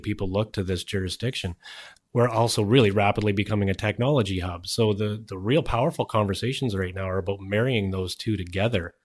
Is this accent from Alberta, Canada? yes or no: no; British Columbia, Canada; we have a responsibility as British Columbians